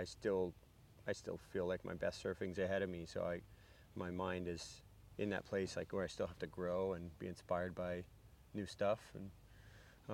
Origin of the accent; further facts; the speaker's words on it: Florida, United States; also born or lived in Hawaii; I still feel like I am from Florida